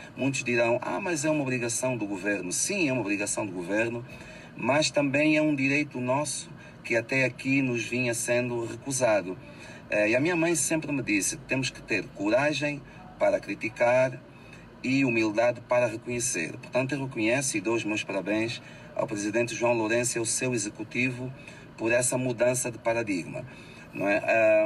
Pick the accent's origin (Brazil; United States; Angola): Angola; moved away; o nosso dever cívico também, enquanto angolanos